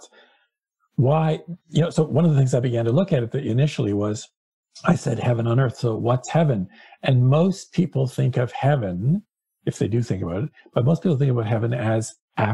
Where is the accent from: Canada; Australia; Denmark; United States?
Canada; Hamilton, Ontario; I grew up in Hamilton, Ontario, Canada, which is like Pittsburgh.